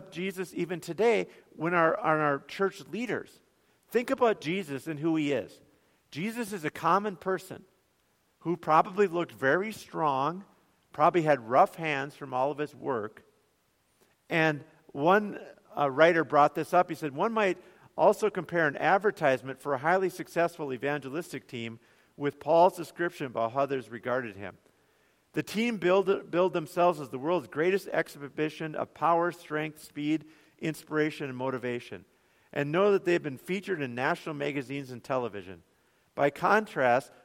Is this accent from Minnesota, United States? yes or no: yes; Bemidji, Minnesota, United States; I grew up in Bemidji